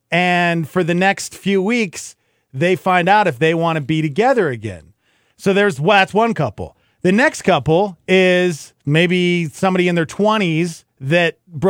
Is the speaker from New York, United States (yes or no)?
yes; Brooklyn, New York, United States; also born or lived in Australia / New Jersey; I was raised in Brooklyn, moved to Australia for, you know, part of my childhood, but then moved back